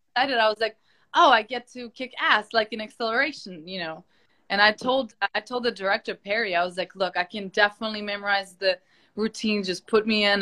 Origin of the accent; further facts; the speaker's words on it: Ukraine; moved away; I'm from Ukraine